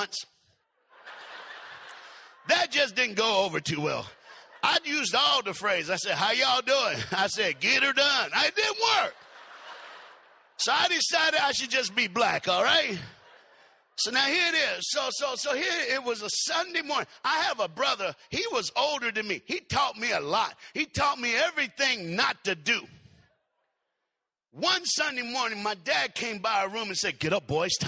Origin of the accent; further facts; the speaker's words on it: Knoxville, Tennessee, United States; I was born in Knoxville, Tennessee